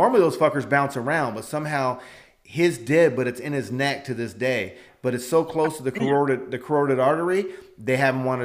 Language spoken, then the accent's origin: English; Fresno, California, United States; We grew up in Fresno